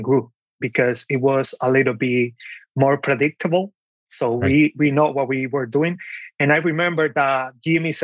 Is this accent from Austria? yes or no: no; Dominican Republic; moved away as an adult; also born or lived in New York, United States; now in Pennsylvania, United States; I was born and raised in the Dominican Republic. I came to this country when I was 18 years old